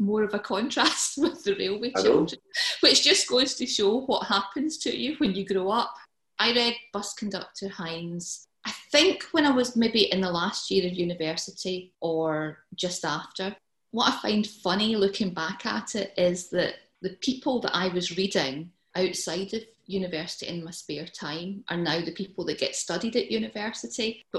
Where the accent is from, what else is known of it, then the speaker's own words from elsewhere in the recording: Muirhead, Scotland, United Kingdom; also born or lived in Cumbernauld; we moved from Cumbernauld to Muirhead.